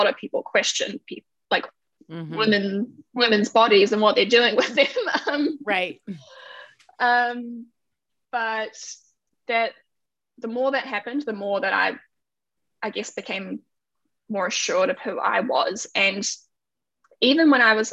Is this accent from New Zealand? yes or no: yes; New Zealand; moved away as an adult; now in Canada; I'm from New Zealand, but living in Canada right now.